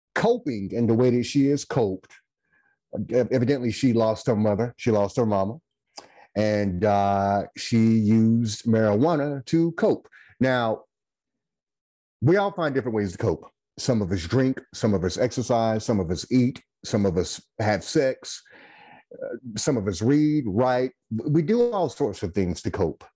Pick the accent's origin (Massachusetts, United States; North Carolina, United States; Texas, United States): North Carolina, United States; Goldsboro; now in Winston-Salem, United States; I hail from Goldsboro, North Carolina. I live in Winston-Salem, North Carolina